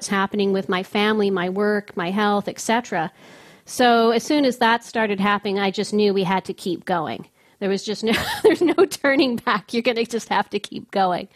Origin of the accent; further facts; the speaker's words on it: Victoria, British Columbia, Canada; now in Ottawa, Canada; My hometown, too. We're both from the West Coast.